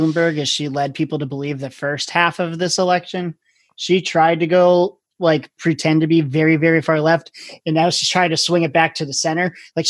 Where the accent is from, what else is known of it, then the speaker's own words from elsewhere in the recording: Scranton, Pennsylvania, United States; I'm from Scranton